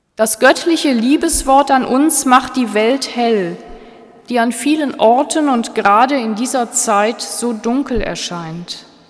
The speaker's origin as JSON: {"language": "German", "country": "Germany", "said": "Ich als Deutsche"}